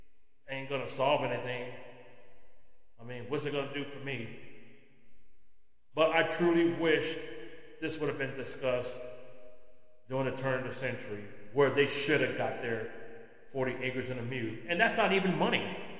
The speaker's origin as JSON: {"language": "English", "region": "California", "country": "United States", "tie": "born or raised there", "moved": "yes", "said": "Because I'm from California myself, born and raised. Still got my three sisters living out there"}